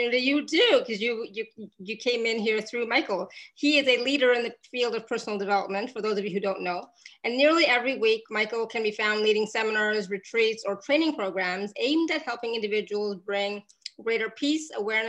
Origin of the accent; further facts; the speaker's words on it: Canada; I grew up in Canada